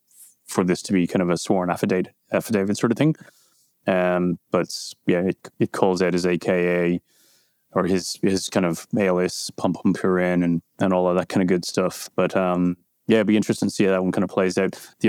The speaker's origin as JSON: {"language": "English", "country": "Ireland", "said": "As Irish people kind of get, we get annoyed by the, you know, do you know, Conor Brian Fitzpatrick? And then even more annoyed when it turns out, yes, we do, because it's a small, small country."}